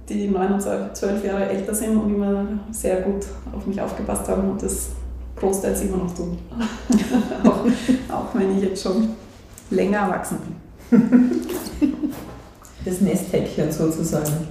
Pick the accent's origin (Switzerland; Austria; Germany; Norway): Austria; Hartberg, Styria; Ähm, also ich bin schon in Hartberg aufgewachsen. Mein Vater hat die Praxis vor mir geführt.